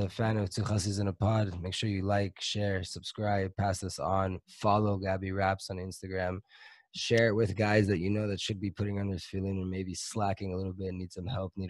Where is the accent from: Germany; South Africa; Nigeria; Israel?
Israel; Jerusalem, Jerusalem District; now in Safed, Israel; I'm from Yerushalayim